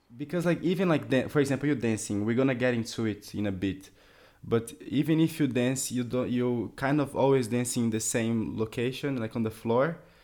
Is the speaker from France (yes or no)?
yes; France; We, we are from France